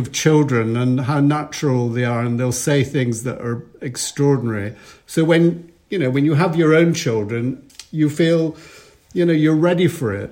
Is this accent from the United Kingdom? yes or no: yes; Edinburgh, Scotland, United Kingdom; As a little boy growing up in Edinburgh